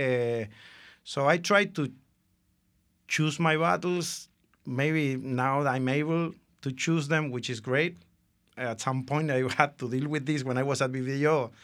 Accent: Argentina; moved away; I'm from Argentina.

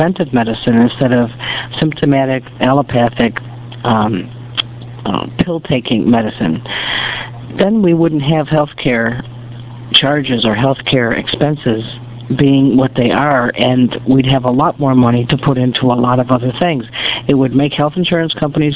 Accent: United States; I'm an American.

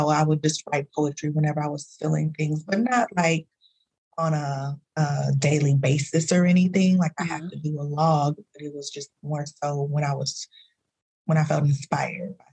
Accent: Dallas, Texas, United States; now in California, United States; I'm from Dallas. You know, uh, I've been I lived there for for many many years. Uh, but I moved there in like 20 or 2000 2001 something like that.

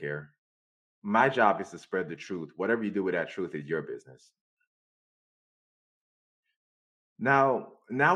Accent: Jamaica; I'm Jamaican

